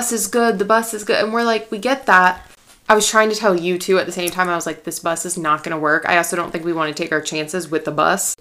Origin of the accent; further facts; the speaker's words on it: North Carolina, United States; North Carolina